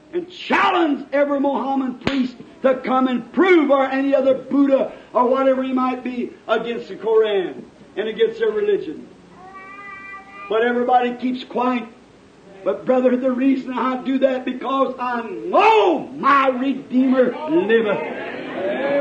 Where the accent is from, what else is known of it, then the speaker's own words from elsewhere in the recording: Jeffersonville, Indiana, United States; my hometown